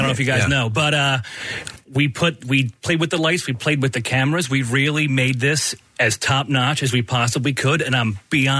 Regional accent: Delaware County, Pennsylvania, United States; I'm from Delco.

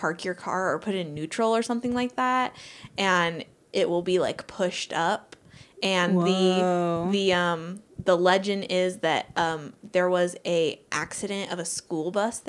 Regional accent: Covina, California, United States; I grew up in Covina. I don't know if it was in Covina, but somewhere around there.

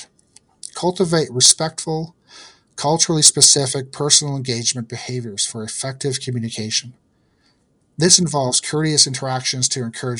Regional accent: Ontario, Canada; also born or lived in Yukon; I'm from the East in Ontario

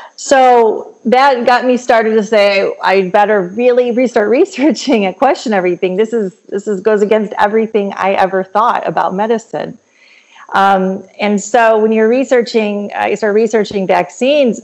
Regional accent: Michigan, United States; moved away as an adult; also born or lived in Kansas City, Missouri / Florida; now in Georgia, United States; I'm originally from Michigan

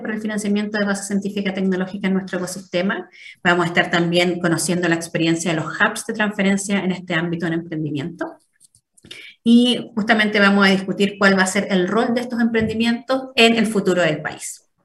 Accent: Viña del Mar, Valparaíso, Chile; yo soy nacida y criada en Viña

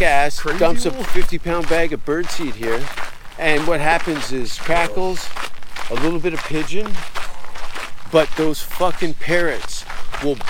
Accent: Canada; as a Canadian

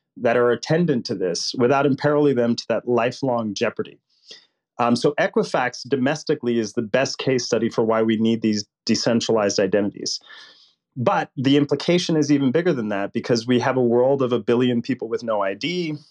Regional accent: Puerto Rico; now in United States; I grew up poor in Puerto Rico, which would make Mississippi look rich

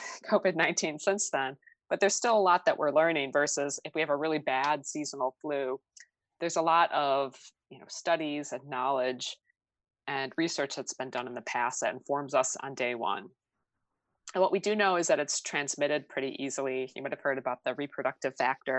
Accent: outside of Chicago, Illinois, United States; I grew up outside of Chicago

